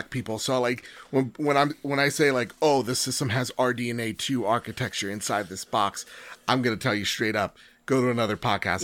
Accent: United States; as an American

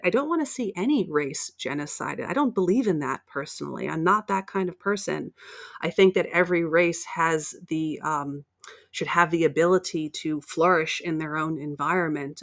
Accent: United States; You can probably tell by my accent that I'm from the States

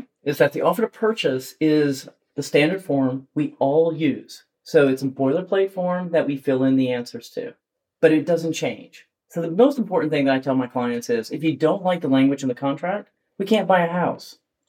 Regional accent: Louisiana, United States; now in North Carolina, United States; I was born in Louisiana.

